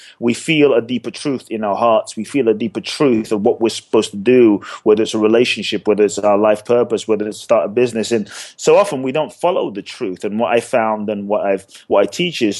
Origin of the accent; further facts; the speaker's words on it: London, United Kingdom; also born or lived in Ghana; now in Los Angeles, United States; I grew up in London. I live in LA now